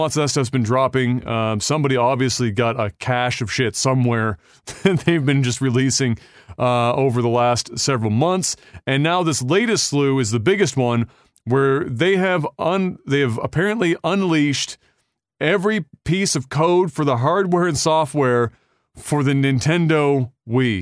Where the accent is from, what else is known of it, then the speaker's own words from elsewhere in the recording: Canada; as a Canadian